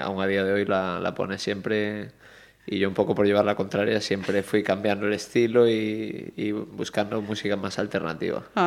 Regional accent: Marín, Galicia, Spain; yo nací en Marín, en, Mogor, eh, parte de mi familia es allí

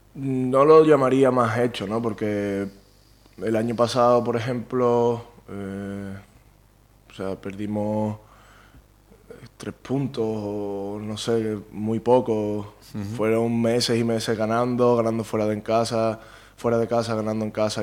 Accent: Palma del Río, Andalusia, Spain; moved away as an adult; also born or lived in Pontevedra; Yo nací en Palma del Río, mi casa está en Palma del Río, mi familia es de Palma del Río toda la vida

